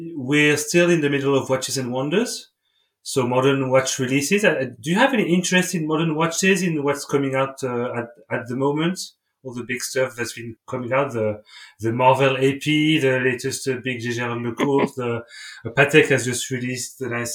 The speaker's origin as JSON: {"language": "English", "country": "France", "second_language": "English", "said": "two Frenchmen speaking in English"}